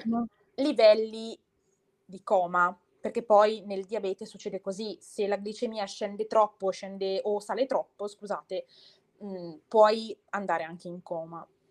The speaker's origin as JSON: {"language": "Italian", "town": "Bergamo", "region": "Lombardy", "country": "Italy", "said": "Sono di Bergamo, cioè abito in provincia di Bergamo"}